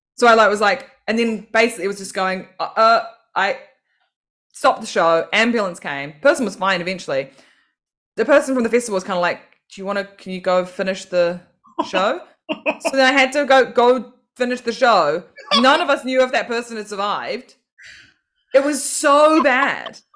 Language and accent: English; Auckland, New Zealand; moved away as an adult; now in London, United Kingdom; growing up in New Zealand